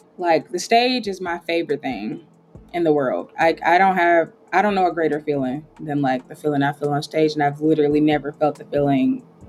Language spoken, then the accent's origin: English; Trinidad & Tobago; I'm a Trinidadian girl myself. So, like, she's Nigerian, but, like, I'm Trinidadian myself. So I'm always into all the Caribbean vibes.